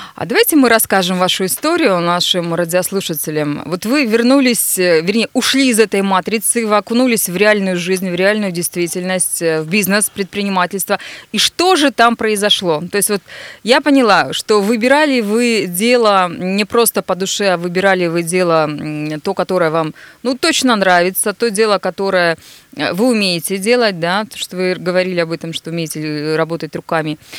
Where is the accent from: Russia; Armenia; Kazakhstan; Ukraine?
Russia; Nizhny Tagil, Sverdlovsk Oblast; now in Yekaterinburg, Russia; Привет, мой родной город